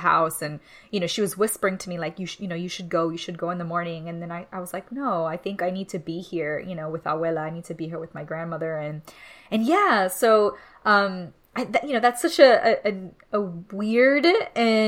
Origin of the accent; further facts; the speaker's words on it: Miami, Florida, United States; moved away; growing up in Miami, out in the outskirts of Little Havana